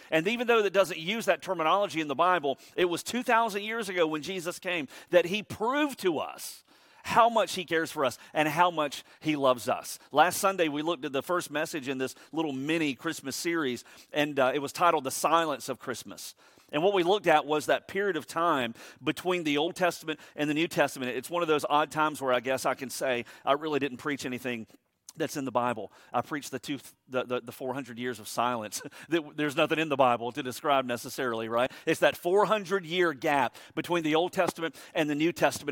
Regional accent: Savannah, Georgia, United States; I was born and raised in Savannah.

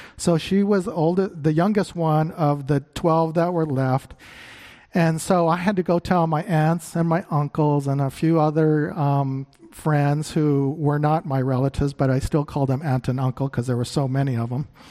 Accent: Phoenix, Arizona, United States; moved away; I grew up in Phoenix

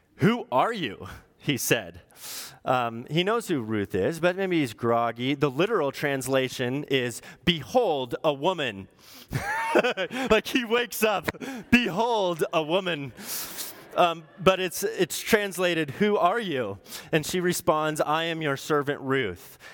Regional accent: Orange County, California, United States; I'm from Orange County.

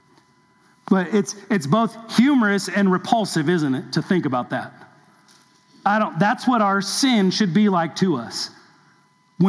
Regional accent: Southern California, United States; in my younger days growing up in Southern California

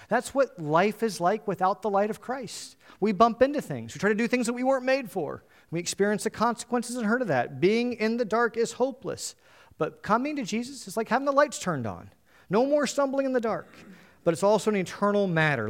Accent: United States; being an American, we kind of only know English well

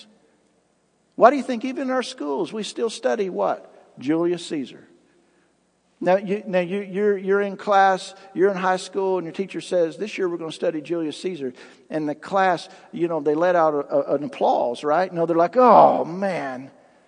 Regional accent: United States; as American citizens

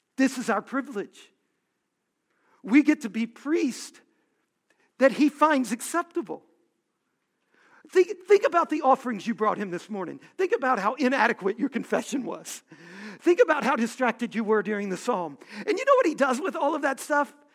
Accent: Louisiana, United States; I was born in Louisiana

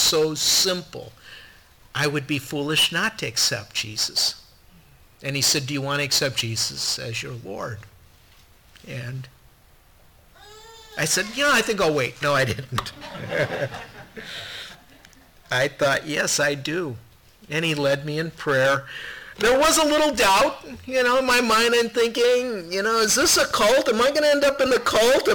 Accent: Minnesota, United States; I grew up here in Minnesota

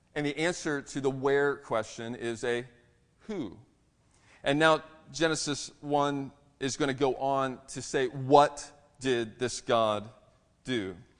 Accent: Maryland, United States; moved away; also born or lived in Texas; I'm, I'm from Maryland

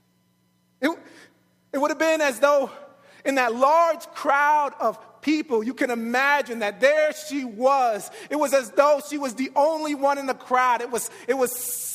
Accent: New York City, New York, United States; I'm from New York

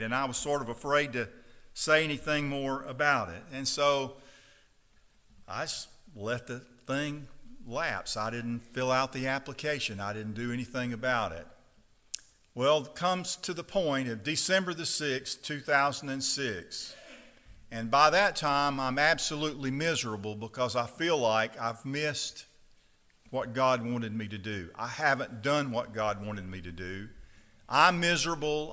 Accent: Stonewall, Mississippi, United States; I grew up on the Chickasaw River.

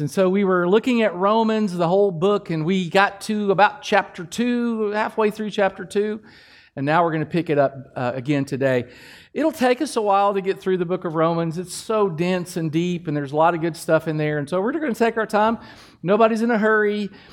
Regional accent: Kentucky, United States; I'm from Kentucky

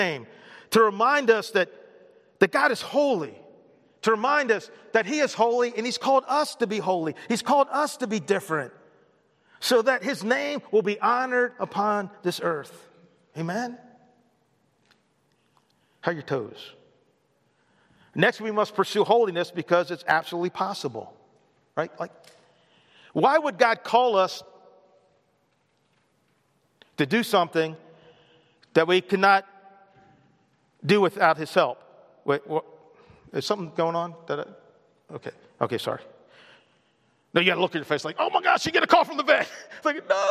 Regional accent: United States; I'm an American

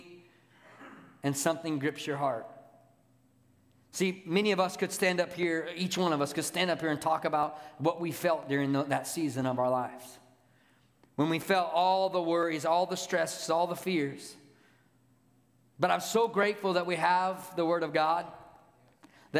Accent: California, United States; now in Oak Ridge, United States; I'm from California

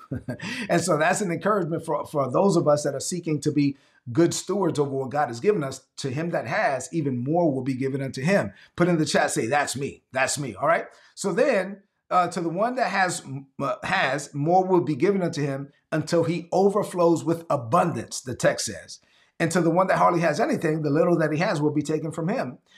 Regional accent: New York City, New York, United States; moved away as an adult; also born or lived in North Carolina / Georgia / South Carolina / Texas; I'm from Brooklyn, but I've been around the South a lot

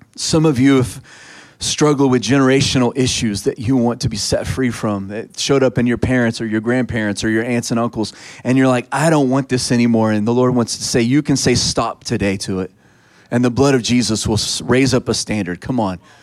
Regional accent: Texas, United States; I'm a Texan

